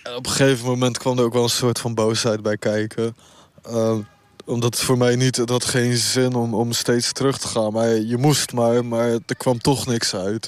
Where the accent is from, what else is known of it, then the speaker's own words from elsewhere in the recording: Rotterdam, South Holland, Netherlands; ik kom uit Rotterdam